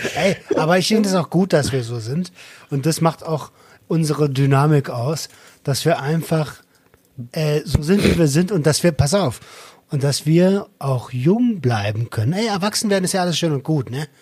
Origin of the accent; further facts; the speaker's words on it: Berlin, Germany; Also ich bin Berliner.